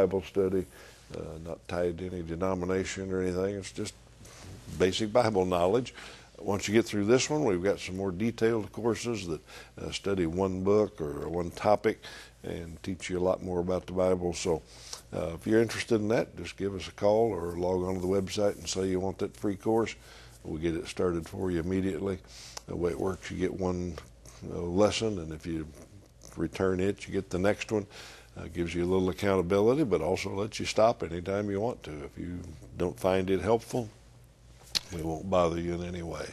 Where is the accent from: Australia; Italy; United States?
United States; as an American